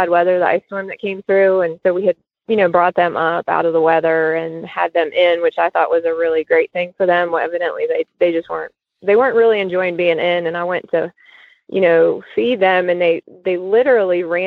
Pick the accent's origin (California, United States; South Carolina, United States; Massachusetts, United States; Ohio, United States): Ohio, United States; Cincinnati; I grew up in Cincinnati